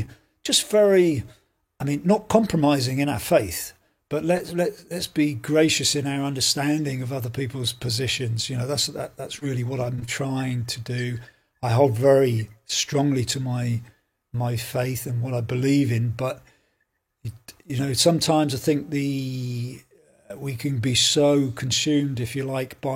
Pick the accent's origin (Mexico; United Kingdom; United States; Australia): United Kingdom; England; now in Belfast, United Kingdom; I'm an Englishman, and I've moved to Belfast for about nearly 20 years now